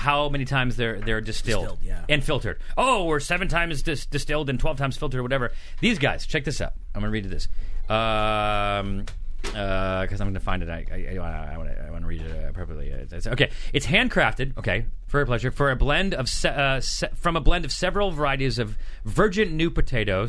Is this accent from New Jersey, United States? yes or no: no; Syracuse, New York, United States; I'm from Syracuse